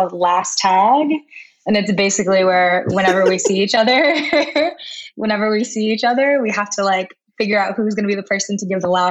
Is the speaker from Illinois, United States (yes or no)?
yes; Chicago, Illinois, United States; I grew up outside of in Chicago